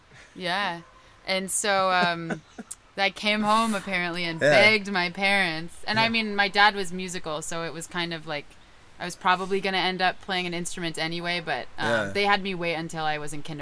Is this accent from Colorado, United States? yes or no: no; Silicon Valley, California, United States; because I'm from Silicon Valley